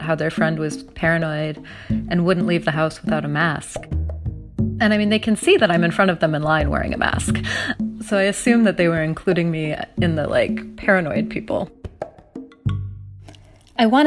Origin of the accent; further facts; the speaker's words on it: Minnesota, United States; moved away; I'm originally from Minnesota